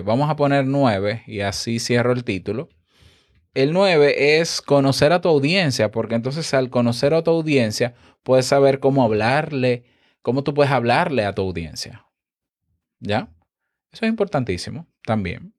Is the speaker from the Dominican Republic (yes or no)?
yes; Dominican Republic; muy bonito para mí que soy dominicano